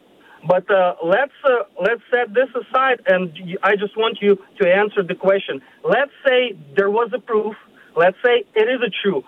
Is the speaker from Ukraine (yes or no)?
yes; Ukraine; moved away; I am myself from Ukraine